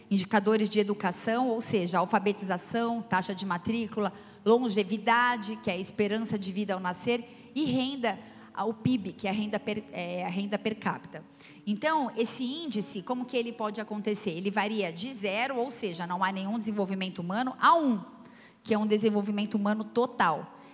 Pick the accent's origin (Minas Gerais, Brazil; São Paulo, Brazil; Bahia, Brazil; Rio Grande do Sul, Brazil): São Paulo, Brazil; now in Ribeirão Preto, Brazil; Eu vim de São Paulo também, não sou ribeirão pretana de nascimento, mas sou de coração, porque quando eu cheguei aqui, eu já pisei, já profetizei.